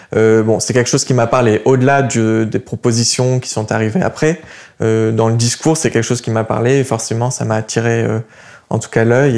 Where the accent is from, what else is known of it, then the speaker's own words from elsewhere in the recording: Montpellier, Occitania, France; moved away as an adult; also born or lived in Ukraine; now in Paris, France; je viens de Montpellier